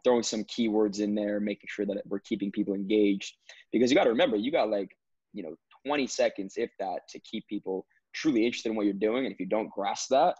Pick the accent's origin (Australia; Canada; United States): United States; New Jersey; I'm from North Jersey. Yeah, so when you guys mentioned you go to FDU, I literally live 25 minutes away, Passaic County.